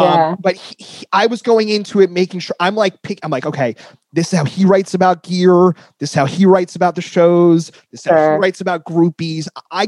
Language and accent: English; Northern New Jersey, United States; also born or lived in Queens, New York; I'm from Northern New Jersey